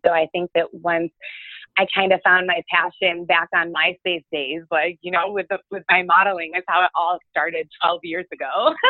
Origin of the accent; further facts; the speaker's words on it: Rochester, New York, United States; cause I'm from Rochester, New York originally, upstate.